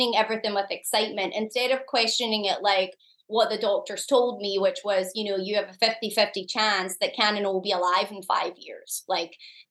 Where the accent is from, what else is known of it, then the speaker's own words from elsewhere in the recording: Scotland, United Kingdom; moved away as an adult; now in United States; I'm from Scotland. I'd moved to the US.